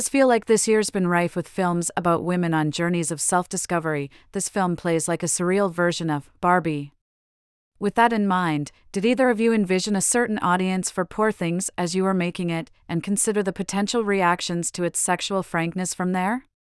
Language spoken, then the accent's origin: English; Arizona, United States; but yes, I mean, obviously, I grew up in Arizona and he grew up in Athens